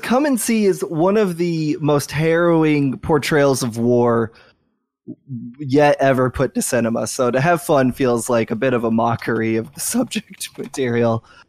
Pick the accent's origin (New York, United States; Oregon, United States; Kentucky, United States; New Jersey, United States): Kentucky, United States; Louisville; my hometown, Louisville, Kentucky, the greatest city and the greatest state on earth